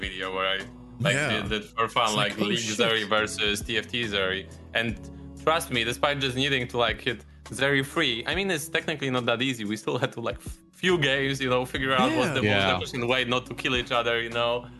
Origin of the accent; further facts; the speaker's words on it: Poland; I'm from Poland.